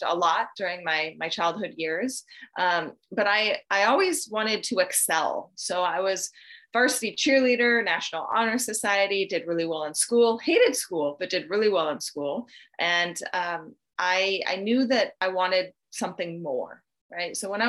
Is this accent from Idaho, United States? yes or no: yes; Idaho, United States; born there; I was born in North Idaho to two loving parents.